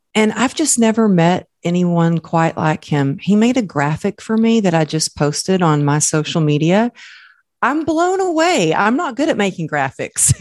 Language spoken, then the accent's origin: English; Texas, United States; I grew up in Texas